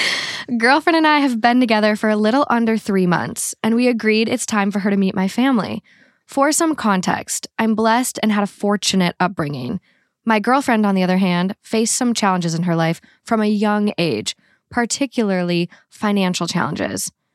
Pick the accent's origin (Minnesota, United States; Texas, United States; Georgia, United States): Minnesota, United States; accent: Minnesota; my Minnesota accent